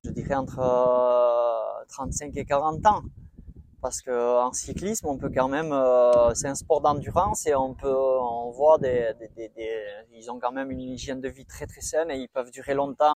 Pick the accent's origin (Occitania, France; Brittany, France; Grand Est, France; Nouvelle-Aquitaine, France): Nouvelle-Aquitaine, France; Boucau; je viens du Boucou, un petit village euh, juste à côté de Bayonne